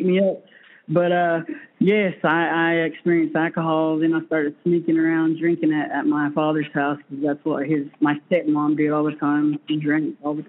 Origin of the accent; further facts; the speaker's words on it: Birdtown, North Carolina, United States; I'm from the Birdtown community, Cherokee Indian Reservation, Paula boundary